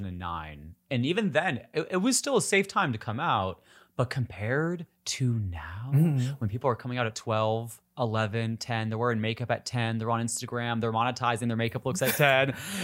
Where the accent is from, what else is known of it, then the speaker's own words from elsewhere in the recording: Upper Peninsula of Michigan, United States; Oh my God, I'm from the Midwest too.